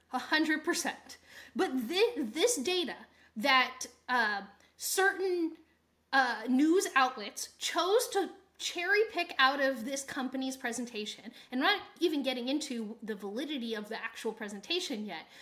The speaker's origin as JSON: {"language": "English", "country": "United States", "said": "we're from the United States and that's our viewpoint"}